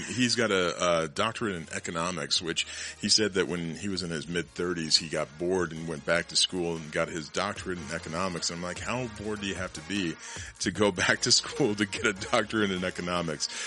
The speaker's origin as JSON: {"language": "English", "region": "Colorado", "country": "United States", "tie": "born or raised there", "said": "Born and raised in Colorado"}